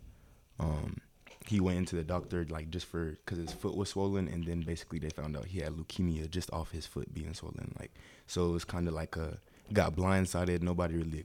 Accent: Tallahassee, Florida, United States; also born or lived in Texas; now in Pensacola, United States; I'm from Tallahassee, Florida

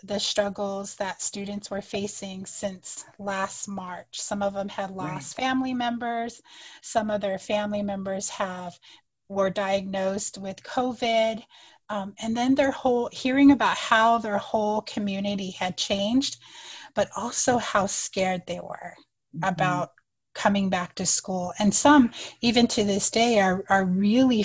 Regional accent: United States; first language Navajo; English is a second language; now in Arizona, United States; I'm going to introduce myself in my native language first and then in English. So I introduced myself in Navajo to make a connection to other Diné people

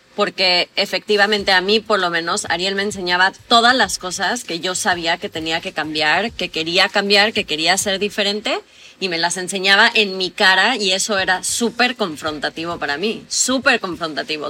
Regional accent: Mexico; yo soy de México

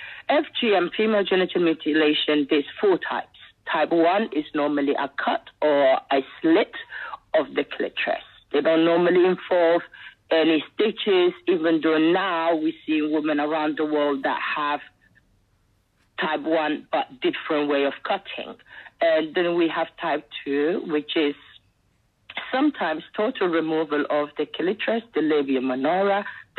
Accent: Somaliland, Somalia; born there; So I was born in Somalia, which is the British colonized part, which is called Somaliland now.

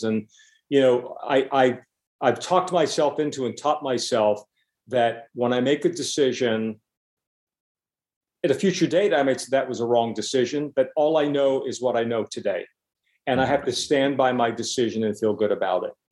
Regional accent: Pennsylvania, United States; now in New York, United States; I was from Pennsylvania

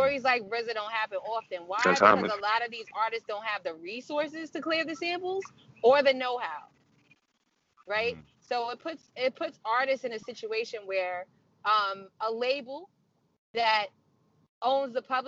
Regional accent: New York, United States; also born or lived in Mount Vernon / New Rochelle / Yonkers / Brooklyn; My family is from the 10th Ward, but I'm the first one born and raised in New York.

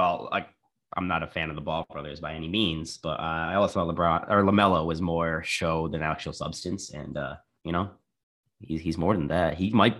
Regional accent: Canada; I'm a Canadian

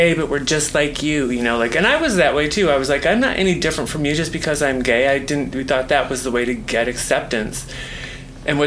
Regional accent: Grand Rapids, Michigan, United States; moved away as an adult; now in San Francisco, United States; my hometown of Grand Rapids, Michigan

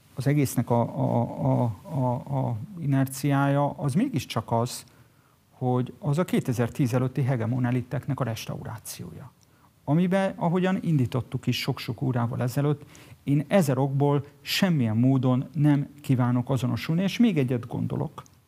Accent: Budapest, Hungary; Budapesten születtem

